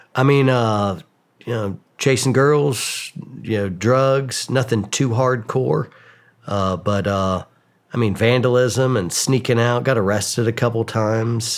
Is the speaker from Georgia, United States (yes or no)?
yes; suburbs of Atlanta, Georgia, United States; I grew up in Georgia, kind of the suburbs of Atlanta